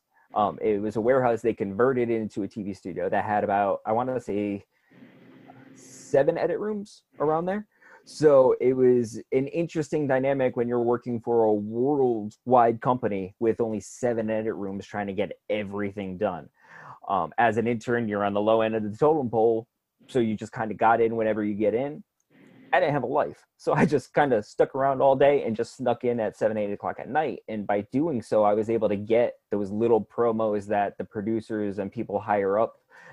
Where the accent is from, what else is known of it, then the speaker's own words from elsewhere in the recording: Connecticut, United States; now in Florida, United States; I am originally from Connecticut, back up north